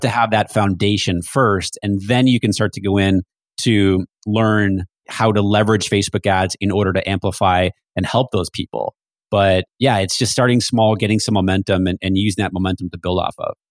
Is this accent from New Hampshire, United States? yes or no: yes; New Hampshire, United States; moved away; I grew up in New Hampshire